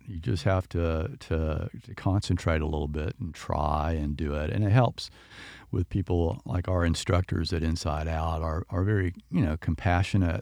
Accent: Winter Haven, Florida, United States; I grew up in Winter Haven

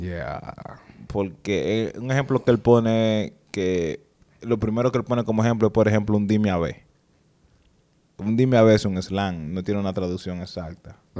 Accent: Dominican Republic; nosotros como dominicanos

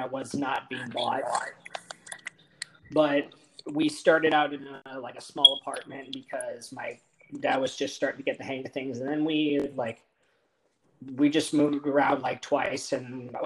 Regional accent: Texas, United States; also born or lived in Los Angeles area, California; we moved to Texas for work for my dad's job

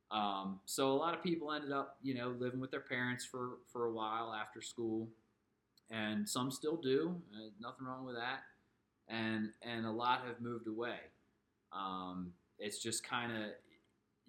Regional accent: Howard County, Maryland, United States; moved away; I grew up in Howard County. Kind of out towards, you know, the western end.

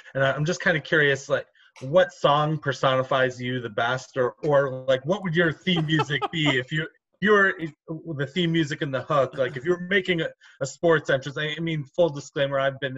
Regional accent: Cleveland, Ohio, United States; I grew up in Cleveland, I'm a Browns fan

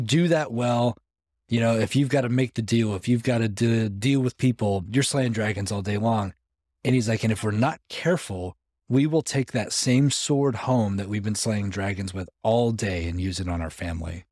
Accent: Los Angeles, California, United States; moved away as an adult; also born or lived in Arizona; now in Middle Tennessee, United States; that's where I grew up, like Los Angeles, about for twenty years

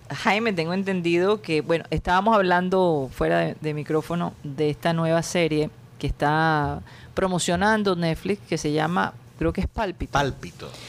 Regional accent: Costeños, Caribbean coast, Colombia; somos los costeños.

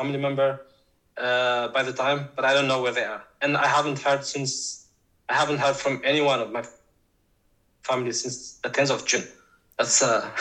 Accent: Tigray, Ethiopia; moved away as an adult; now in Norway; I was born and raised in Tigray, in northern Ethiopia

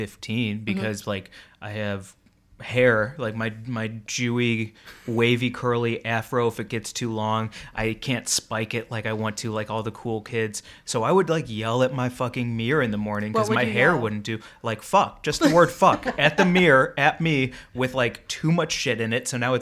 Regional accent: Missouri, United States; Growing up in Missouri, going to a party where everyone got just drunk enough to start being racist

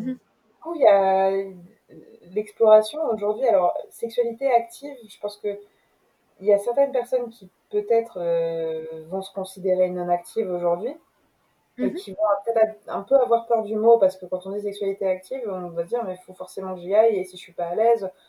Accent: Rouen, Normandy, France; also born or lived in London; now in Paris, France; je suis française, je suis née à Rouen.

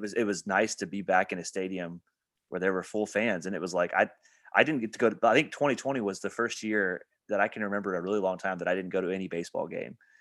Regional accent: Evansville, Indiana, United States; my hometown at Evansville

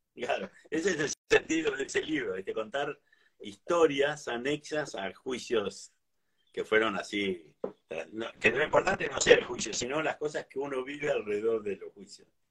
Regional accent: Mar del Plata, Buenos Aires Province, Argentina; yo nací en Mar del Plata y toda la vida hice lo mismo? Trabajé acá, yo hice... Siempre, salvo cuando estudié en La Plata, después siempre viví acá

